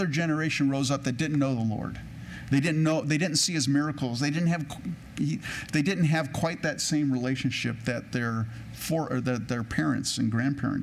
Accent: California, United States; I grew up in California, and I grew up on the coast, on the West Coast

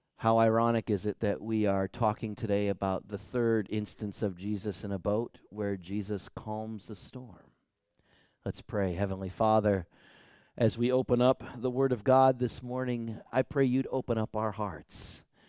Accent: United States; us American Christians

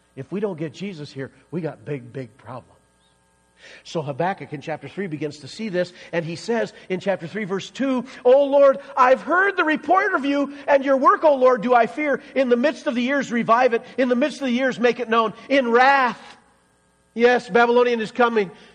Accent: Iowa, United States; moved away as an adult; also born or lived in Kansas / Missouri; now in Colorado, United States; I grew up in Iowa

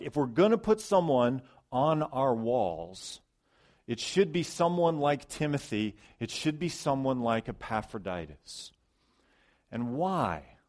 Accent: Ohio, United States; moved away; I grew up in Ohio mostly

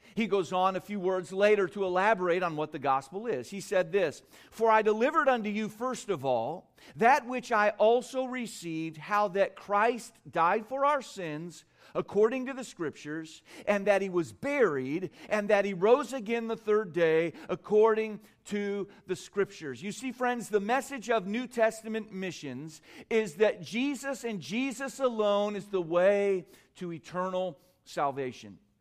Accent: United States; I'm from America.

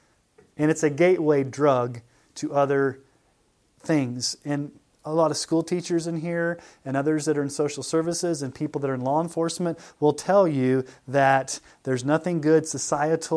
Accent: Colorado, United States; I'm from Colorado

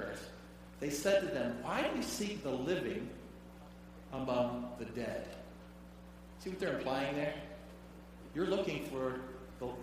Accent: Detroit, Michigan, United States; I grew up in the Detroit area

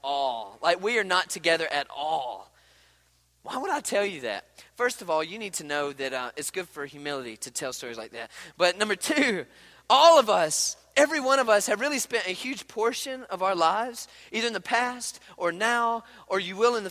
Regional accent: Mississippi, United States; I'm from Mississippi, okay? I mean, like, we don't know nothing about snow skiing

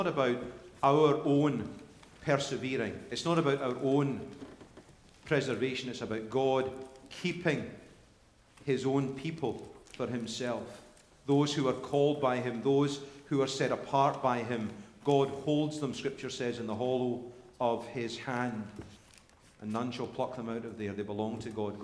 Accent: Scotland, United Kingdom; now in United States; I'm Scottish

